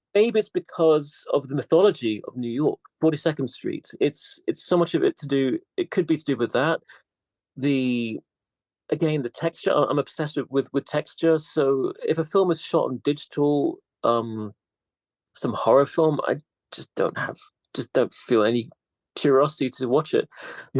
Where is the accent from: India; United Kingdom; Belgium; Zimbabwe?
United Kingdom; also born or lived in London; I'm half Greek actually, but still, I, I, I, I grew up in Britain. I never lived in Greece.